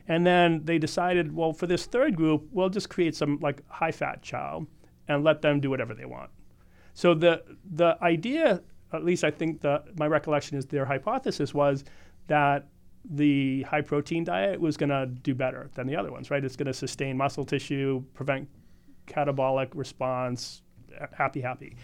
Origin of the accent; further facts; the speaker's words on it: Boston, Massachusetts, United States; moved away as an adult; also born or lived in Hawaii / Arizona / Southern California; now in California, United States; I grew up in Boston, but I've lived my adult life between Hawaii, Arizona, Southern California mostly